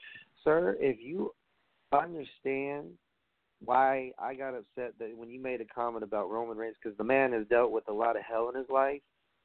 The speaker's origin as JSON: {"language": "English", "region": "New York", "country": "United States", "said": "I said, I'm from New York."}